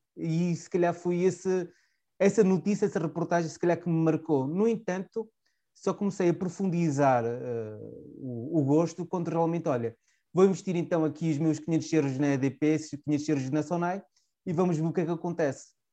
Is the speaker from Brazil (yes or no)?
no; Chaves, Trás-os-Montes, Portugal; accent: Transmontano; moved away as an adult; also born or lived in Porto; Eu sou transmontano, a minha pronúncia diz isso, sou de Chaves, de uma pequena cidade transmontana de 15 mil habitantes